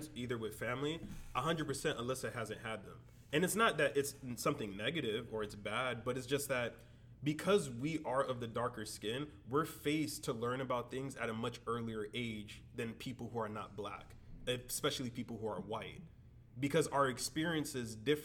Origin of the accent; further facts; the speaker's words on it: Miami Shores, Florida, United States; growing up in Miami Shores